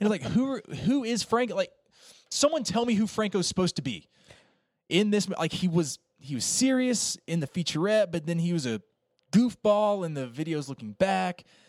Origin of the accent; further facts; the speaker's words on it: Appalachian Mountains, United States; I grew up in the Appalachian Mountains.